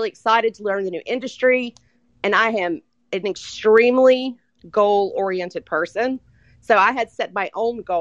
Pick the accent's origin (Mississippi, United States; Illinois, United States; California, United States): Mississippi, United States; I am from Mississippi